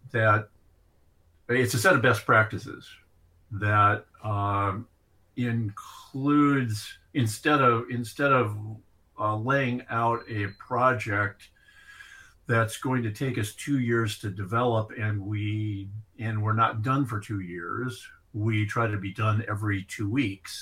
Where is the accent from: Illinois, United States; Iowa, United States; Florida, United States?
Iowa, United States; My dad was probably one of the better farmers in the county I grew up in Iowa.